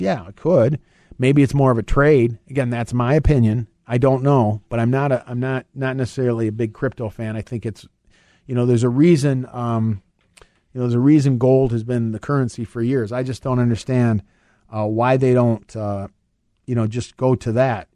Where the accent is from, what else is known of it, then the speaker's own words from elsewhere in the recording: Michigan, United States; I'm from Michigan